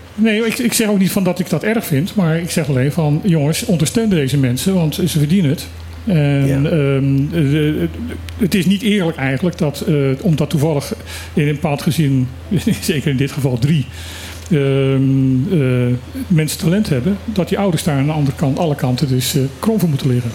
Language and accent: Dutch; Netherlands; wij zijn gewoon als Nederlanders